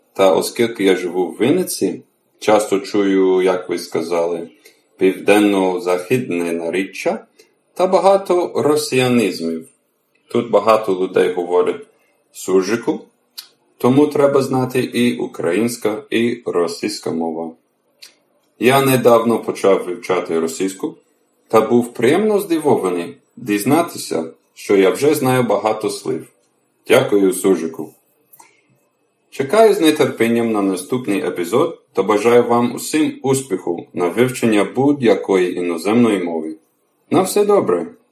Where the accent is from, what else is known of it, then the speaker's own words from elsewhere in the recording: United States; Ukrainian is a second language; moved away as an adult; now in Vinnytsia, Ukraine; я американець та живу в Україні